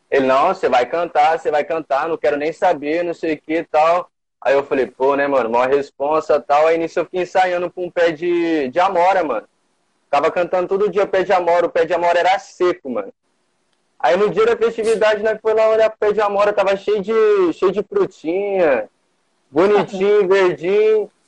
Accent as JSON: {"language": "Portuguese", "town": "São José do Rio Preto", "region": "São Paulo", "country": "Brazil", "said": "Eu tenho 20 anos, sou aqui de São José do Rio Preto, do bairro aqui da Zona Sul, aqui de Cidade Nova."}